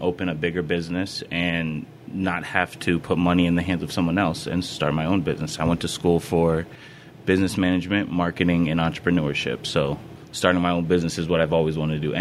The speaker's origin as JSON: {"language": "English", "town": "Putnam", "country": "United States", "tie": "born or raised there", "said": "I grew up in Putnam, so a lot of people already know me"}